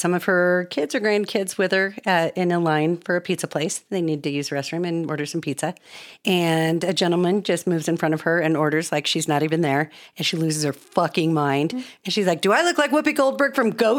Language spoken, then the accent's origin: English; Colorado, United States; also born or lived in Georgia; I moved back to Colorado from Georgia when I was 8 years old.